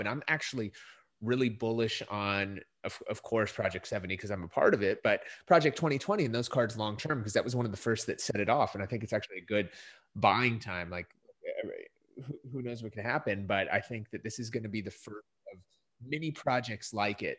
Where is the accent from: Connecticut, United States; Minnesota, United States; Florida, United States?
Minnesota, United States; moved away; I grew up in Minnesota